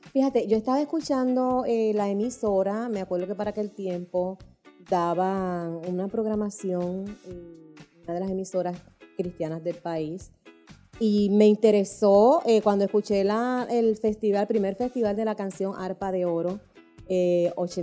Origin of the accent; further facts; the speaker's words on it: San Juan, Puerto Rico; vivíamos mucha gente ahí en esa comunidad en San Juan y en San Juan, soy de San Juan, oriunda de allá